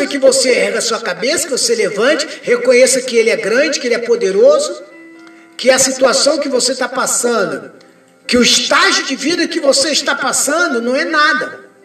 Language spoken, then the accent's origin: Portuguese; Brazil; eu sou cidadão brasileiro